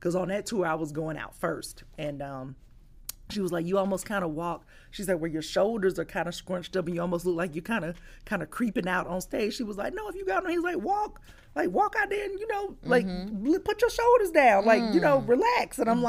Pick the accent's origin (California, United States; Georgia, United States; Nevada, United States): Georgia, United States; Columbus; moved away; my hometown, Columbus, Georgia